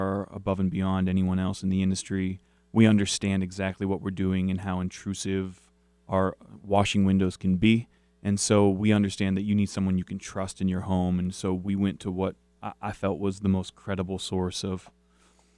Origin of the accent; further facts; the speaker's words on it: Charlottesville, Virginia, United States; I grew up in Charlottesville, Virginia.